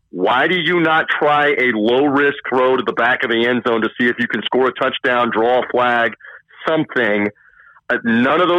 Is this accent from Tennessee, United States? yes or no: yes; Memphis, Tennessee, United States; Memphis, Tennessee, my hometown